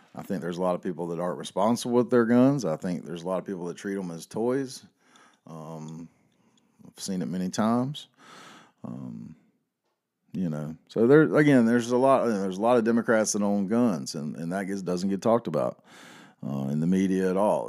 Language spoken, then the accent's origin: English; the South, United States; I grew up in the South